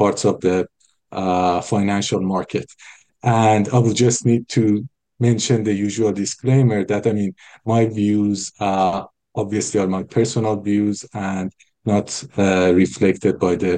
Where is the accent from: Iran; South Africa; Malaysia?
Iran; Tehran, Tehran Province; moved away as an adult; now in United States; I was born in Iran. Yeah. Tehran.